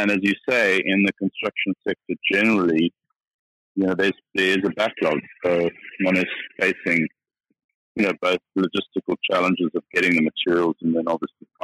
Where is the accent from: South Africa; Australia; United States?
South Africa; moved away as an adult; now in United Kingdom; I'm a South African